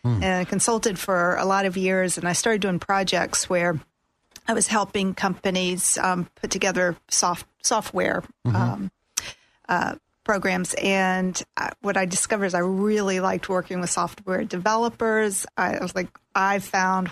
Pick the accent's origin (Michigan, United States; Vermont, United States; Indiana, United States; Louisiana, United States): Louisiana, United States; moved away; also born or lived in Anchorage, Alaska; I grew up in Louisiana